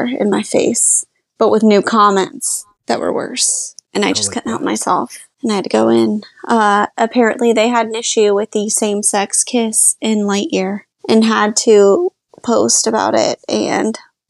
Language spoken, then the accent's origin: English; Polk County, Florida, United States; now in Orlando, United States; where I grew up in Polk County